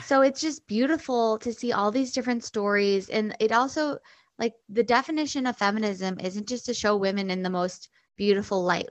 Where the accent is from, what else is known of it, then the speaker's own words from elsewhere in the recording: Chicago, Illinois, United States; also born or lived in New York City / Nashville, Tennessee / New Hampshire; I grew up in Chicago